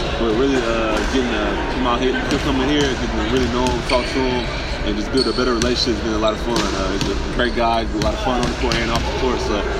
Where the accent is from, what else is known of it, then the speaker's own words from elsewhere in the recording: Milwaukee, Wisconsin, United States; moved away; I grew up in Milwaukee